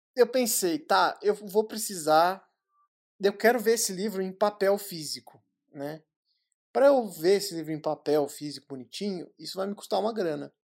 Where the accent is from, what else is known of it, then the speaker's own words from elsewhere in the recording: São Paulo, Brazil; eu sou de São Paulo